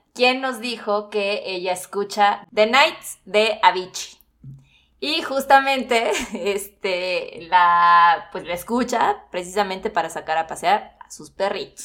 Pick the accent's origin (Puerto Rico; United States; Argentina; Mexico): Mexico; Mexico City; somos los de la CDMX